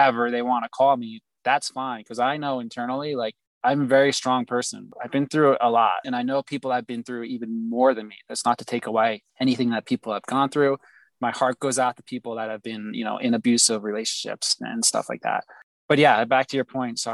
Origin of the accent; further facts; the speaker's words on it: New Jersey, United States; moved away as an adult; I left New Jersey, my hometown